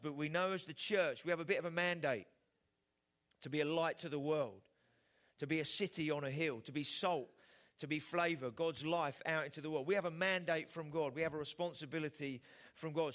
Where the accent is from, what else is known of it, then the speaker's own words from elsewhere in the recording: England, United Kingdom; as the Brits, uh, as English people